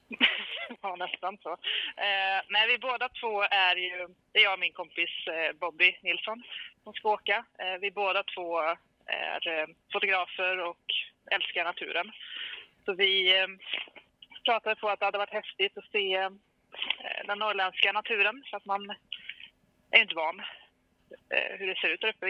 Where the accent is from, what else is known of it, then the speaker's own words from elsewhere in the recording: Karlstad, Värmland, Sweden; now in Hagfors, Sweden; jag är en tjej från Karlstad från början som har hittat eh, Hagfors i mitt hjärta. Jag bor där nu